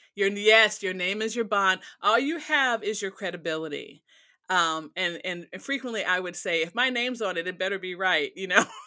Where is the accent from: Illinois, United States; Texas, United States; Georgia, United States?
Illinois, United States; Chicago; moved away as an adult; also born or lived in Gary / Dallas / Detroit / Austin; now in Oklahoma, United States; I grew up in Chicago, I worked in Gary, which was nearby